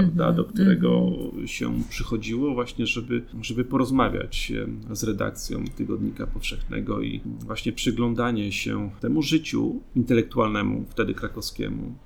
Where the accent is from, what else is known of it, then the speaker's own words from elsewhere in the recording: Gosławice, Łódź Voivodeship, Poland; moved away; also born or lived in Kutno; mieszkam w takiej małej miejscowości, która się nazywa Gosławice, gdzie były naprawdę 12 zagród i to była, że tak powiem, przestrzeń, w której, której dorastałem